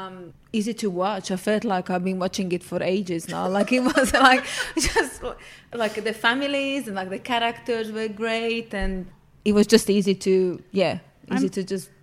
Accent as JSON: {"language": "English", "country": "Slovakia", "tie": "born or raised there", "moved": "as an adult", "lives_now": "Australia", "said": "I'm born in Slovakia, but I'm Hungarian. My family is Hungarian. The little village I'm from is Hungarian, so consider myself Hungarian too. And lived there since I was a baby and moved out when I was 19 years old."}